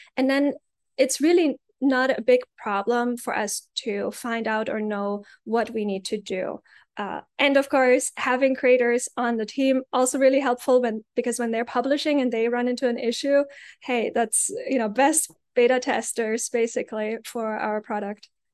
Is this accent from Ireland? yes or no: no; Germany; moved away; I grew up in Germany.